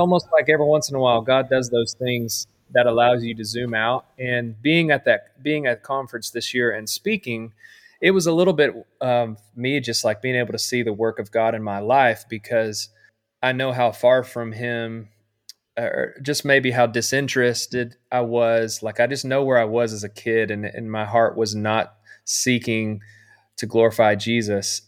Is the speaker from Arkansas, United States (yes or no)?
yes; Camden, Arkansas, United States; I grew up in Camden, Arkansas, which is, you know, a small town